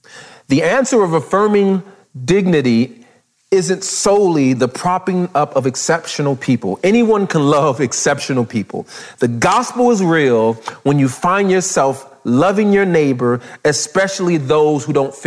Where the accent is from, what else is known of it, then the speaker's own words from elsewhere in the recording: Southern California, United States; growing up in Southern California